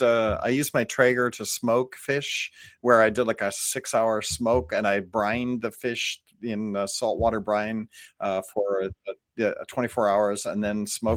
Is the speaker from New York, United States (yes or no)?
no; California, United States; I'm from Northern California, and tri-tip and mostly California in general, we don't do a lot of sauces.